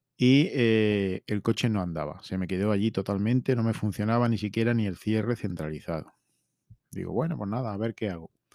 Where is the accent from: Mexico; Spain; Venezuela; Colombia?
Spain; his town near Linares, Jaén, Andalusia; ha sido feria en mi pueblo